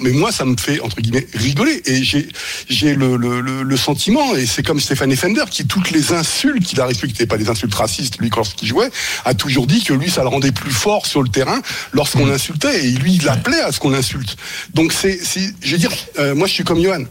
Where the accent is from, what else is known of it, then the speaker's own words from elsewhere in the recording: France; also born or lived in Germany; lorsque j'étais en Allemagne, j'ai été victime de discrimination en tant que Français